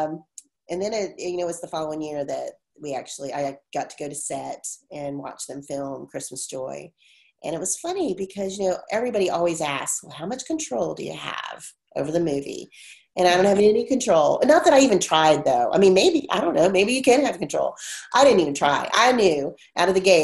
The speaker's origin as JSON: {"language": "English", "town": "Virginia Beach", "region": "Virginia", "country": "United States", "tie": "born or raised there", "said": "I grew up in Virginia Beach"}